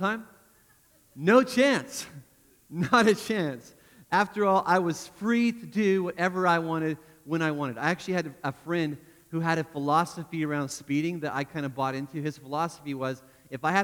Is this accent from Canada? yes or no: yes; Canada; moved away; I grew up in Canada